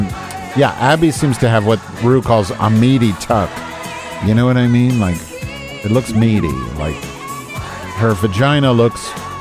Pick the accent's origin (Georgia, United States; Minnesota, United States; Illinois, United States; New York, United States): Illinois, United States; Chicago; I'm from Chicago.